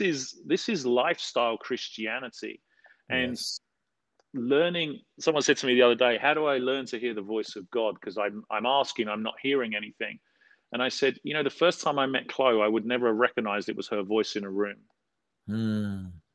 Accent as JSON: {"language": "English", "region": "London", "country": "United Kingdom", "tie": "born or raised there", "said": "I grew up in South London"}